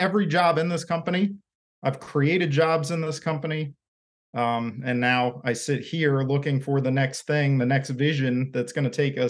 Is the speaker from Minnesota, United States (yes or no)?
no; Maryland, United States; So I was raised in Maryland. My whole family's from Maryland, at least back a few generations